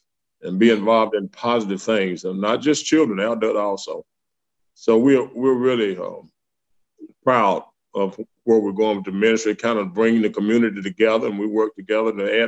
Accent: Prescott, United States; Yes, I was born here in 1952. Went to Los Angeles, California for 1 year after high school graduation and chose a small town. I came back.

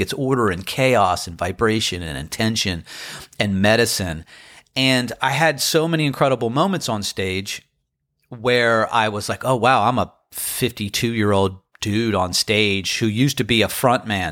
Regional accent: Crofton, Maryland, United States; now in Outer Banks, United States; I had friends there who I grew up with in Crofton, Maryland.

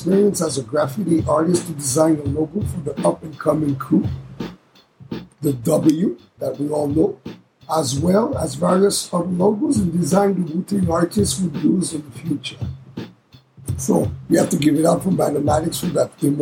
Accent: Canada; It was recorded in Canada. This is my hometown, my home country

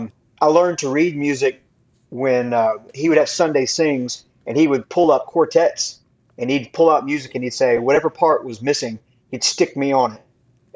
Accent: Florida, United States; growing up in Florida, man, I grew up in the ministry because my dad was a music minister.

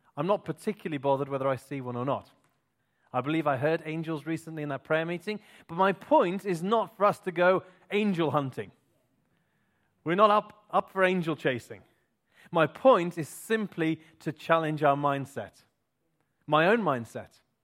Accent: Clun, West Midlands, United Kingdom; I was born, that was the place I was born. I was born in Tlan. I am indeed a Tlannite.

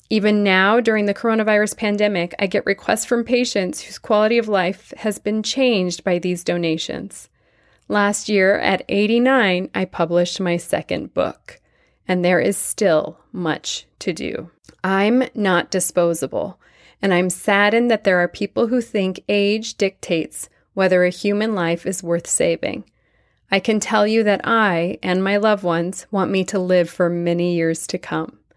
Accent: Tianjin, China; moved away as an adult; I was born in China to Jewish parents who left Russia after World War I to seek refuge from anti Semitism, famine, and pogroms. I spent the first 20 years of my life in China, surviving the Japanese occupation of my town, Tientsin, during World War II.

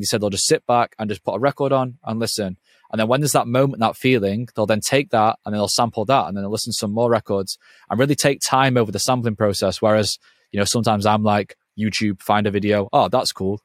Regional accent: England, United Kingdom; because I'm from England

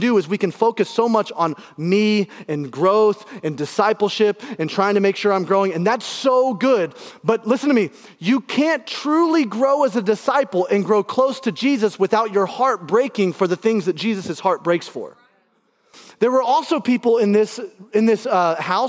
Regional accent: Alabama, United States; now in Indianapolis, United States; I grew up in Alabama

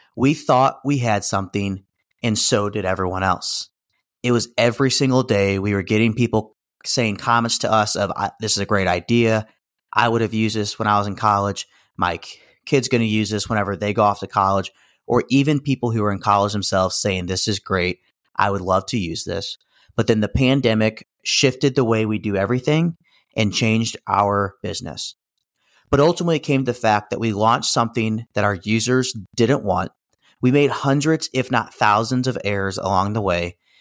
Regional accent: St. Louis, Missouri, United States; also born or lived in Kansas City; I was born and raised in the Saint Louis region

